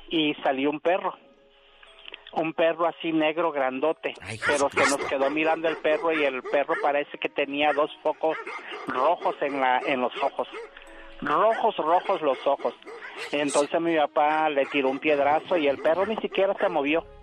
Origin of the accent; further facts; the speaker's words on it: Veracruz, Mexico; now in Ciudad Juárez, Mexico; yo aquí en Juárez todavía nada, pero yo soy del estado de Veracruz.